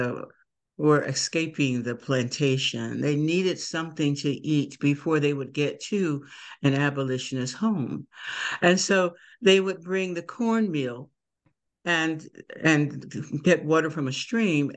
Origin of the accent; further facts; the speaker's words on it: Emporia, Virginia, United States; now in Delaware, United States; I'm from Emporia, Virginia